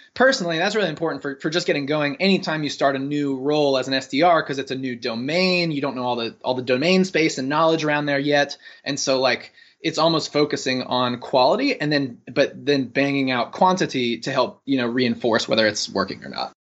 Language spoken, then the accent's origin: English; North Carolina, United States; moved away as an adult; also born or lived in San Francisco; I'm originally from North Carolina, uh, went to U N C